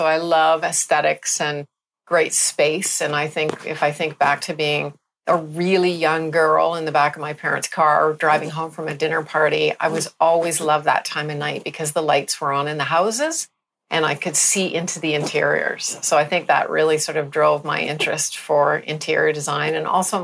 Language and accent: English; Canada; now in Barbados; I'm a Canadian